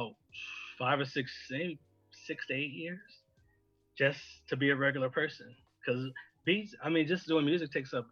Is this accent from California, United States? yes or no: yes; California, United States; moved away as an adult; also born or lived in Arizona; I'm actually from California, and then I moved to Arizona like right after graduation